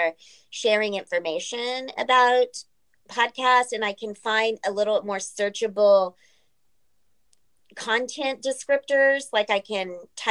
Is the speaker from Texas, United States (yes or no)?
yes; San Antonio, Texas, United States; I'm from San Antonio.